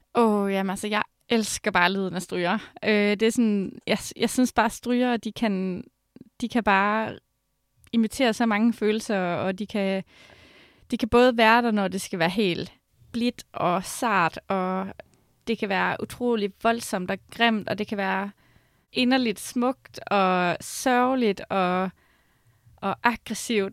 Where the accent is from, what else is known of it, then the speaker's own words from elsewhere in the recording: Skive, Central Denmark Region, Denmark; der, hvor jeg kommer fra, så spiller man mest fodbold og håndbold